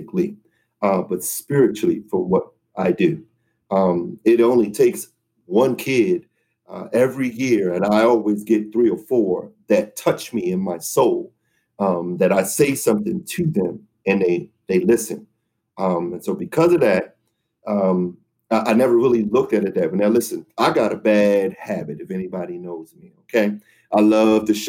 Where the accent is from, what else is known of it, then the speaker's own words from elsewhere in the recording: Baltimore, Maryland, United States; I live in Baltimore and I travel to DC because the pay is much different